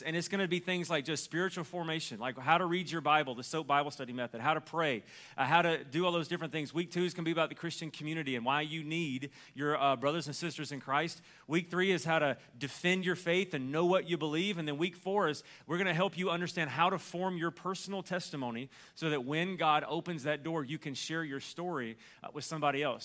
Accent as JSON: {"language": "English", "region": "Alabama", "country": "United States", "said": "because I'm from Alabama"}